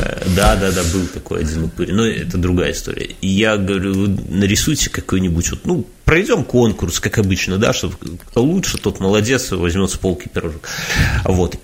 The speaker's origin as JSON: {"language": "Russian", "country": "Belarus", "said": "мы белорусы"}